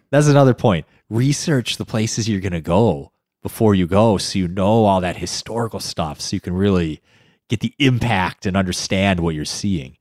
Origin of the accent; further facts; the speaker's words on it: Midwest, United States; Not just being American, but the Midwest